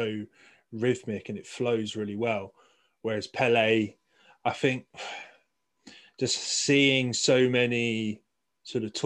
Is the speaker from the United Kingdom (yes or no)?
yes; United Kingdom; I'm really proud of being British